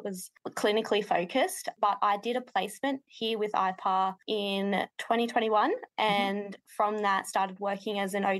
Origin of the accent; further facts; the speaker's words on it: Tamworth, New South Wales, Australia; I'm from Tamworth in regional New South Wales, and I'm an occupational therapist